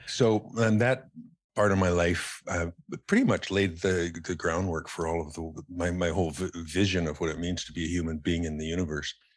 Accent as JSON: {"language": "English", "town": "Calgary", "region": "Alberta", "country": "Canada", "tie": "born or raised there", "also_born_or_lived": "Ontario", "moved": "yes", "lives_now": "Salt Spring Island, Canada", "said": "I spent most of my, you know, um, developmental years in, in Calgary"}